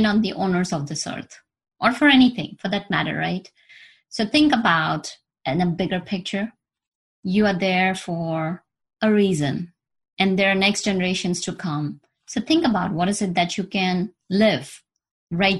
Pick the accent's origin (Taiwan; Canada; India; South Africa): India; moved away; I was born in India and I've traveled to US, New York